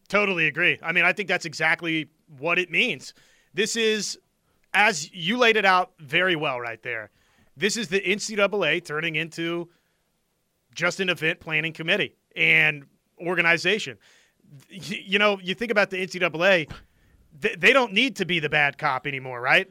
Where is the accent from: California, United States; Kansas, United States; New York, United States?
Kansas, United States; Wichita; I'm from Wichita, Kansas